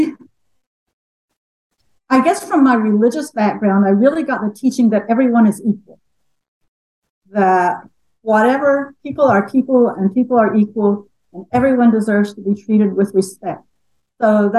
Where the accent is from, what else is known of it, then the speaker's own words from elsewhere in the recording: Appalachia, United States; also born or lived in Rochester, New York; now in Bellingham, United States; I am a white woman who grew up in small town Appalachia